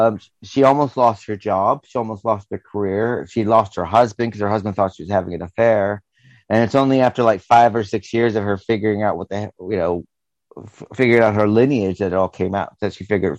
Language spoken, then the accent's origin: English; the North, United States; we come from the North